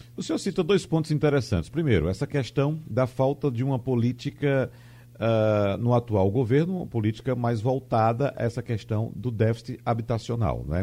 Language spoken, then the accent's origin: Portuguese; Arcoverde, Pernambuco, Brazil; a cidade de Arco Verde, que é a cidade onde eu nasci